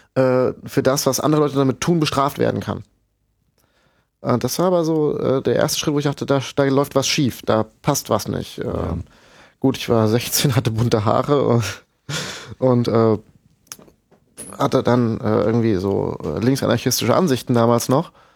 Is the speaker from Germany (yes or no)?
yes; Rhine-Main area, Germany; im Rhein-Main-Gebiet, wo ich herkomme